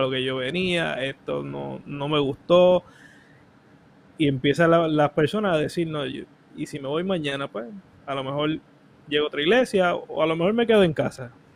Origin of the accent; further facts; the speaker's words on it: Cataño, Puerto Rico; also born or lived in Río Lajas; yo soy de Cataño y estoy en Río Laja